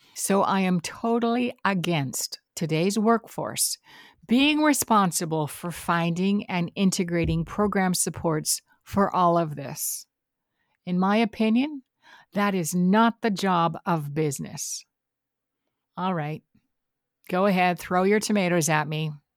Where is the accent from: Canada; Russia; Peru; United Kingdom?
Canada; I am Canadian.